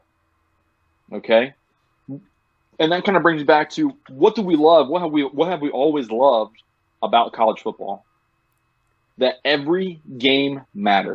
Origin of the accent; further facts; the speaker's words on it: Cincinnati, Ohio, United States; Super proud to be from Cincinnati